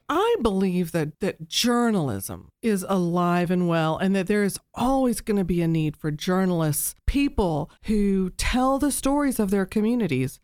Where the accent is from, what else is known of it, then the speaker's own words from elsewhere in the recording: Texas, United States; moved away as an adult; now in Dayton, United States; So I grew up in Texas. I grew up on the coast of Texas, south of Houston